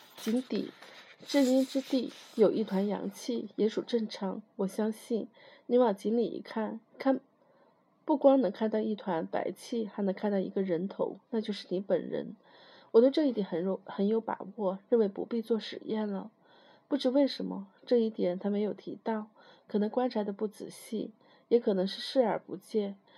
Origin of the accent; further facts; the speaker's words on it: China; 我们中国人，就是我们这种文化